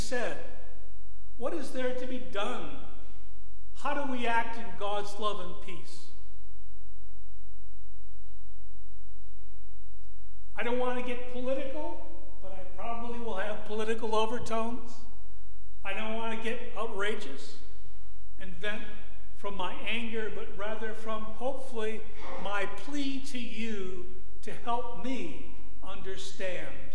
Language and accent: English; Buffalo, New York, United States; I was born and raised in the Buffalo area. I was born at St. Francis Hospital in Buffalo.